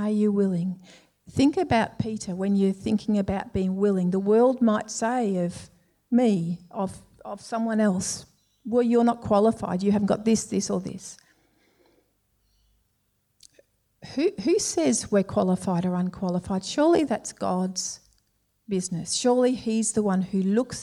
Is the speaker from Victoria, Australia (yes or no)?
yes; Melbourne, Victoria, Australia; We were both Victorians, both from Melbourne. I was brought up in Templestowe